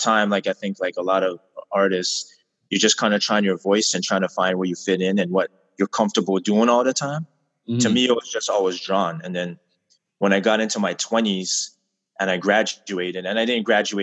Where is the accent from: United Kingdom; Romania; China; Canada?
Canada; Montreal, Quebec; born and raised in Montreal